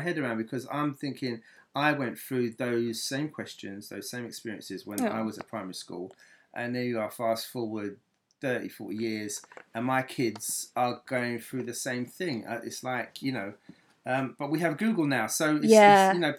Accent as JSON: {"language": "English", "region": "London", "country": "United Kingdom", "tie": "born or raised there", "said": "I'm born in London, North London."}